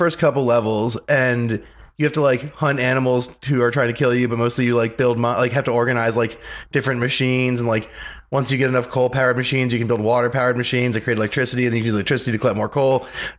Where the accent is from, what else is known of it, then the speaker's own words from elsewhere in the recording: Washington, District of Columbia, United States; I grew up in DC